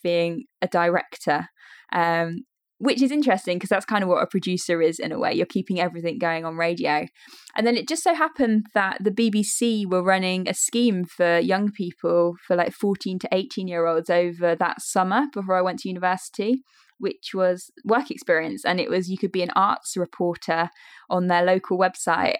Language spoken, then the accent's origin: English; Leicester, East Midlands, United Kingdom; I grew up in Leicestershire. I've very much stayed in this area